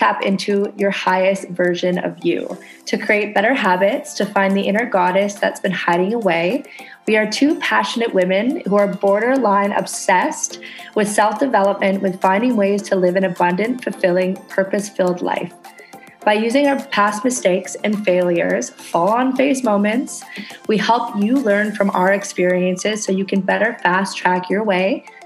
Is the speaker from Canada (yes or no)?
yes; Canada; now in Indonesia